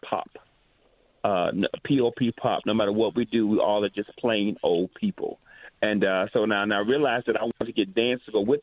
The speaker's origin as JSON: {"language": "English", "region": "Alabama", "country": "United States", "tie": "born or raised there", "also_born_or_lived": "Montgomery, Alabama", "moved": "as an adult", "lives_now": "Atlanta, United States", "said": "I grew up in Alabama"}